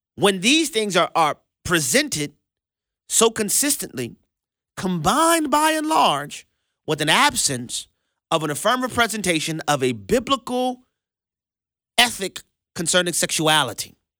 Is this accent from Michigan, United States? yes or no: no; Louisiana, United States; Louisiana, our my home state